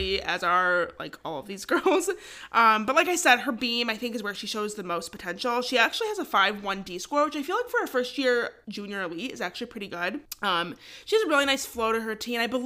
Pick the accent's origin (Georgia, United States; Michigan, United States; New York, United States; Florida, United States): Michigan, United States; we're from Michigan